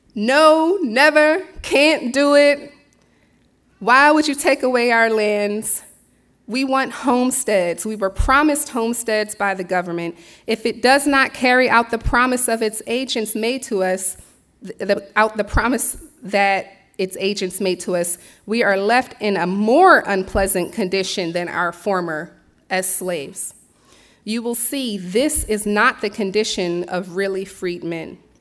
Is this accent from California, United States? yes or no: no; Philadelphia, Pennsylvania, United States; moved away as an adult; also born or lived in Bronxville, New York / Brooklyn, New York; now in Millerton, United States; I was born and raised in Philadelphia